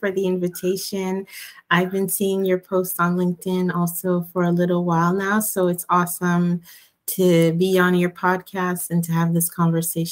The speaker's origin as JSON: {"language": "English", "town": "Montreal", "region": "Quebec", "country": "Canada", "tie": "born or raised there", "said": "I grew up in Montreal. So, and my parents are originally from Ghana, although I was born here"}